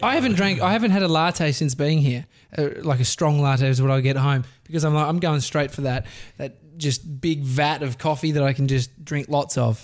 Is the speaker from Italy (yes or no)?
no; Australia; accent: Australian; my accent